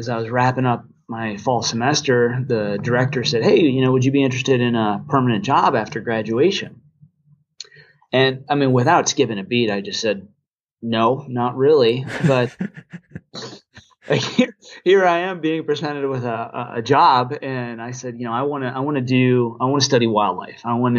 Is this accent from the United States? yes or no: yes; Midwest, United States; also born or lived in Virginia; And then growing up in the Midwest and the East, and, you know, I spent some time in Virginia as well.